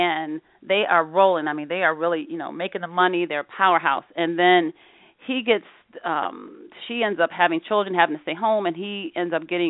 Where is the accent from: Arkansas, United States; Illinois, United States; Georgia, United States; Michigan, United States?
Illinois, United States; Rockford; growing up in Rockford